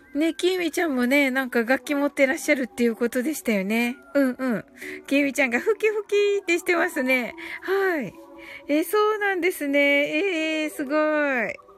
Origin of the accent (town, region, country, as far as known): Kyushu, Japan